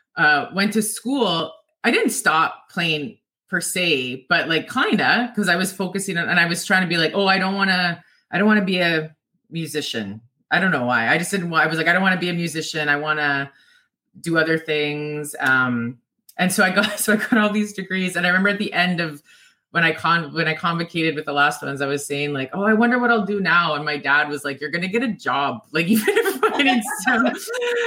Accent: Swan Lake, Manitoba, Canada; also born or lived in Opaskwayak Cree Nation (OCN); I was adopted, so I grew up in Swan Lake

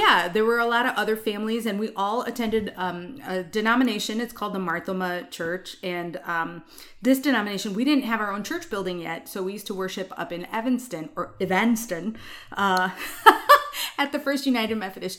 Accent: India; And I'm like, yes, I'm Indian.

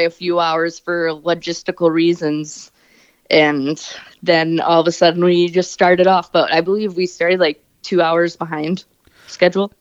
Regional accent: Wisconsin, United States; I'm from Wisconsin

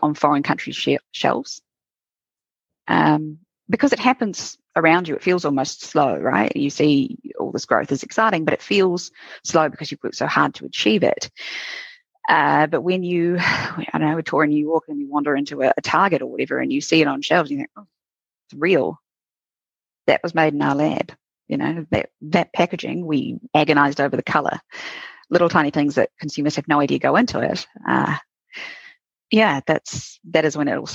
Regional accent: New Zealand; being a Kiwi entrepreneur

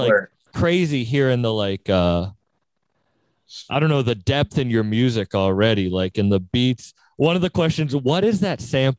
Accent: Massachusetts, United States; I'm from Massachusetts

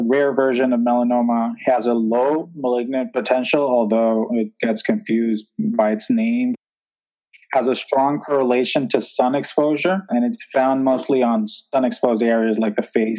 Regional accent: Puerto Rico; moved away as an adult; also born or lived in New York / Newark; now in Atlanta, United States; So I was born in New York. I was raised in Puerto Rico, but my family is actually all Colombian.

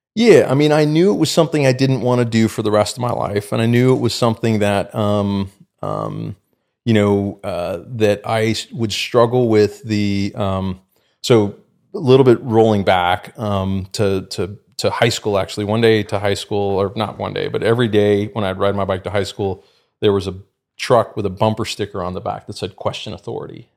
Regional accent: the Bay Area, California, United States; I grew up in California and, you know, the Bay Area

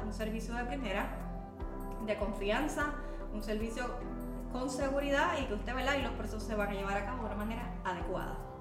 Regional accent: Bayamón, Puerto Rico; yo me crié en el campo de Bayamón, pero bien arriba.

